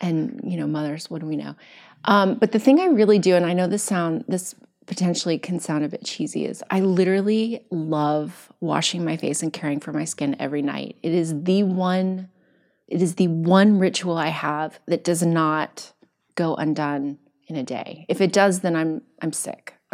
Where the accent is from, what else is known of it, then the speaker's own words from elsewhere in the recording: Kentucky, United States; I'm from Kentucky